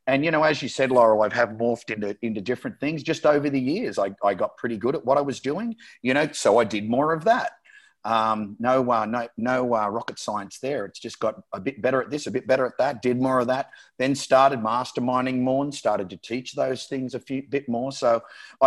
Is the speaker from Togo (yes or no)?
no; Australia; moved away; also born or lived in San Diego / Las Vegas / Miami / Barcelona; I'm Australian